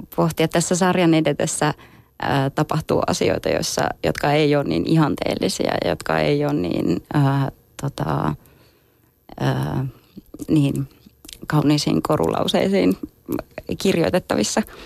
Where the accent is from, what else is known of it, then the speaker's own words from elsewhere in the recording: Kajaani, Kainuu, Finland; mä oon syntynyt Kajaanissa